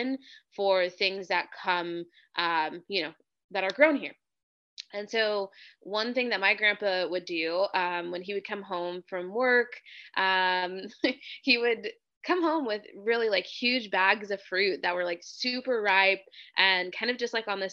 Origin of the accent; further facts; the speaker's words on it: Hanford, California, United States; I grew up in Central California in a town called Hanford.